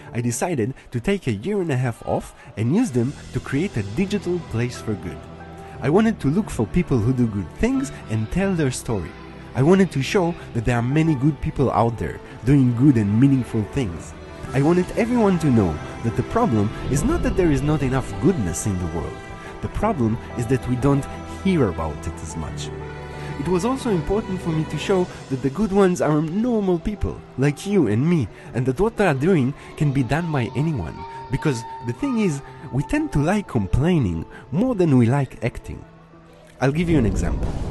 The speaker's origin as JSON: {"language": "English", "country": "Israel", "tie": "born or raised there", "moved": "as an adult", "lives_now": "Berlin, Germany", "said": "I was born in Israel, and for the last sixteen years, I've been living in Berlin."}